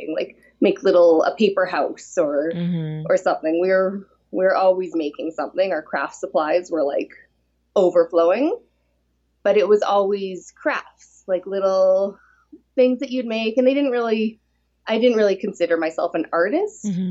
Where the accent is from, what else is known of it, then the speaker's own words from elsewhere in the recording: Edmonton, Alberta, Canada; also born or lived in Calgary; I'm from Canada, from Alberta. Mm-hmm. So I was born in Edmonton